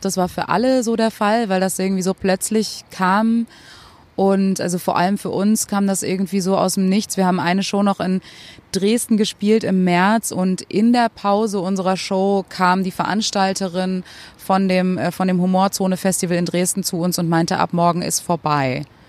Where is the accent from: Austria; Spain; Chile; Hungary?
Spain; now in Germany; meiner Heimat dort